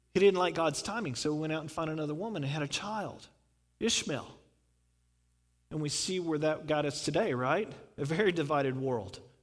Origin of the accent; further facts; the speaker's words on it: the South, United States; I'm from the South